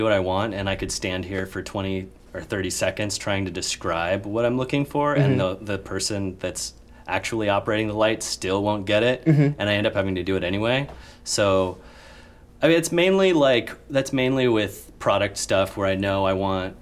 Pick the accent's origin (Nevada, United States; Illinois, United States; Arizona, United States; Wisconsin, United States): Arizona, United States; Tucson; growing up in Tucson, Arizona, where there's literally nothing